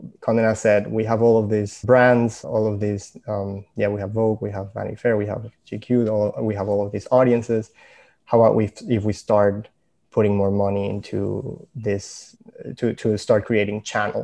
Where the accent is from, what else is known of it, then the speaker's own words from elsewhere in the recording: Venezuela; moved away; I'm originally from Venezuela